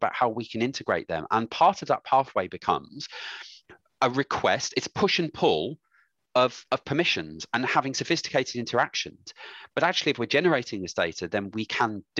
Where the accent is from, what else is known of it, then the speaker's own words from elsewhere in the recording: Bromsgrove, West Midlands, United Kingdom; I'm from Bromsgrove